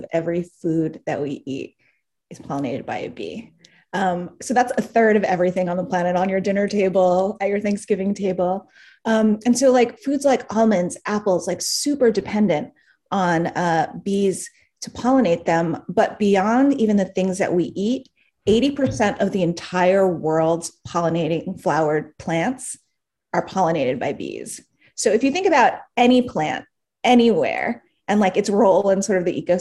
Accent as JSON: {"language": "English", "town": "New York City", "region": "New York", "country": "United States", "tie": "born or raised there", "said": "I'm from New York City. I was born and raised here"}